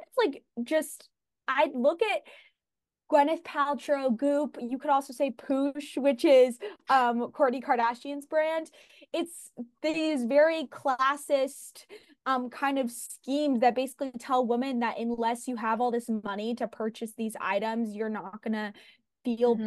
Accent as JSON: {"language": "English", "town": "Los Angeles", "region": "California", "country": "United States", "said": "I'm from Venice, which is kind of like a wellness mecca."}